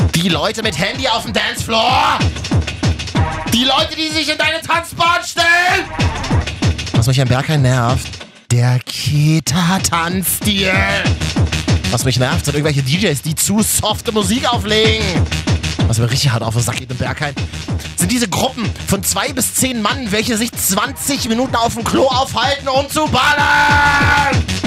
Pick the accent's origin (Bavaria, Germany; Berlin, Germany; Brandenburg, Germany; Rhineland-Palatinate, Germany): Berlin, Germany; ich als Berliner, der aus Neukölln ist